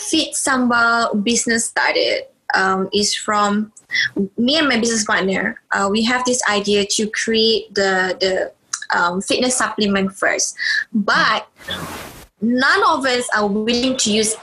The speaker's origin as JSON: {"language": "English", "country": "Malaysia", "said": "being Malaysian"}